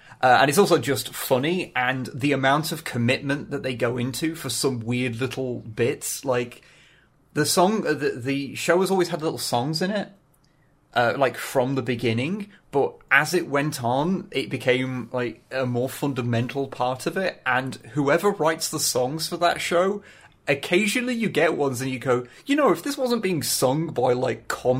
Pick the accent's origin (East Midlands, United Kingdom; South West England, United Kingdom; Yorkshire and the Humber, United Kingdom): East Midlands, United Kingdom; accent: Derbyshire; So I try and stop doing that now and just let myself sound Derbyshire from time to time.